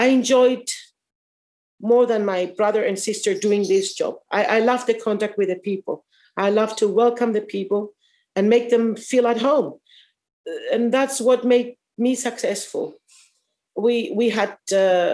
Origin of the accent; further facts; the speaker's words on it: Paphos, Paphos District, Cyprus; also born or lived in Akamas Peninsula, Cyprus; I was born at Ktima in Paphos, city of Paphos, and we moved very near Akamas Peninsula and the Baths of Aphrodite at 1978.